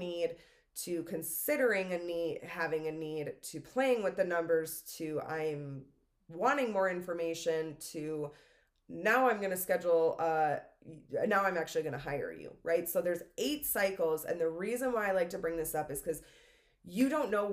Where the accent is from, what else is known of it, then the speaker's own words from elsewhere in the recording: Minnesota, United States; moved away; I'm originally from Minnesota. It's Minnesota in me of like just saying sorry